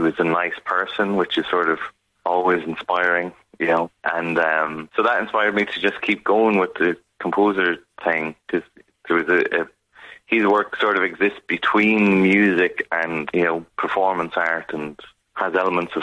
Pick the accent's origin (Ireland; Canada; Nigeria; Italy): Ireland; Kilkenny, Leinster; moved away as an adult; also born or lived in Chicago / Cork; now in Glasgow, United Kingdom; growing up in Kilkenny at the time in the 90s